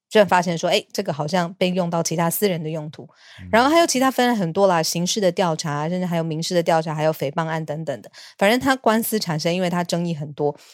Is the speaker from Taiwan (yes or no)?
yes; Taiwan; 我是台湾人